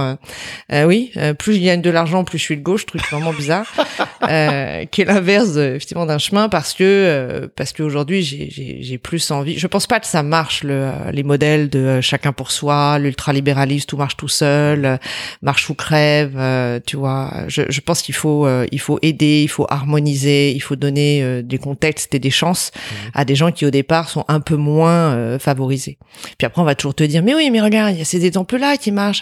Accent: Montreuil, Île-de-France, France; also born or lived in Brittany / Drancy; je suis née dans le 93 à Montreuil

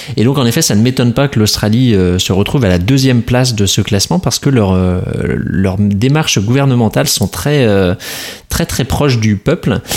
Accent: France; nous avons, en tant que Français

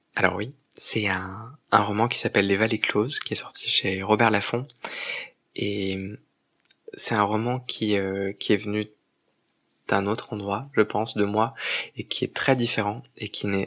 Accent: Provence-Alpes-Côte d'Azur, France; je viens de Provence, et c'est une terre de, une terre de contraste parce que c'est une terre de beauté, mais c'est une terre qui, lorsqu'on grandit, comme moi, euh, aujourd'hui j'ai 37 ans, mais j'ai grandi là-bas depuis mon plus jeune âge

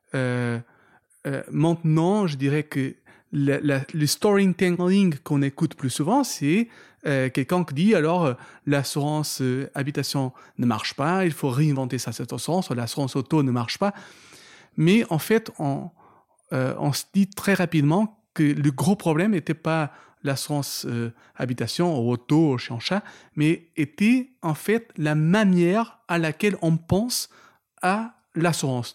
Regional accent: Portugal; French is a second language; moved away as an adult; also born or lived in London; now in France; y rester toute ma vie au Portugal. J'ai grandi là-bas

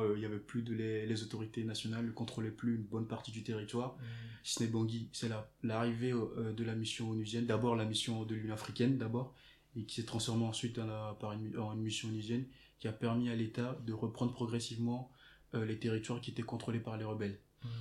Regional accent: Togo; je viens du Togo

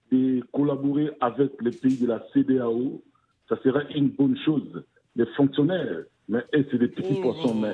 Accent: DR Congo; comme chez nous au Congo, Kinshasa.

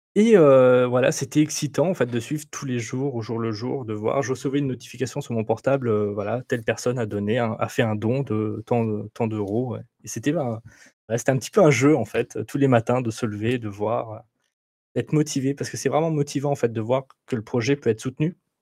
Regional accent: Roanne, Auvergne-Rhône-Alpes, France; je suis d'Auvergne-Rhône-Alpes. Je ne suis pas lyonnais, je suis, je suis rouennais, de Rouen, voilà, dans la Loire. Donc, je suis fier d'être rouennais

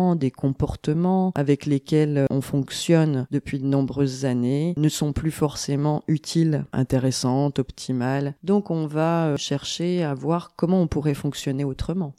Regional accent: Besançon, Bourgogne-Franche-Comté, France; J'ai grandi euh, à Besançon, en Franche-Comté

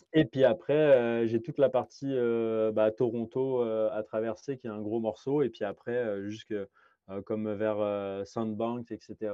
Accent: France; moved away as an adult; now in Quebec, Canada; je suis d'origine de, France

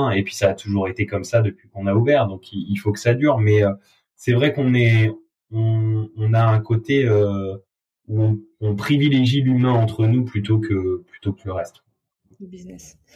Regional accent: south of France, France; now in Paris, France; on vient du sud de la France avec Victor, et quand on est arrivé à Paris, on a trouvé que l'accueil client était un peu différent.

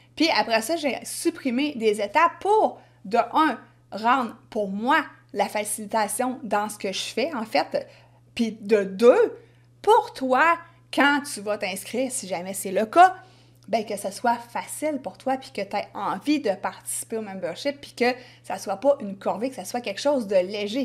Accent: Quebec, Canada; accent: Québécois

